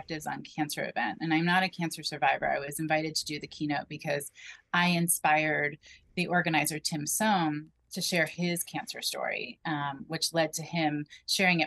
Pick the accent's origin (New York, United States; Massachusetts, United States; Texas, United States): New York, United States; Rockland County; moved away; I grew up in Rockland County, which is a half hour northwest of Manhattan